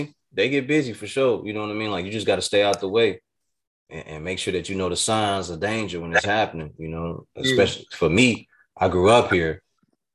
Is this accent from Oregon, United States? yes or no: no; Chicago, Illinois, United States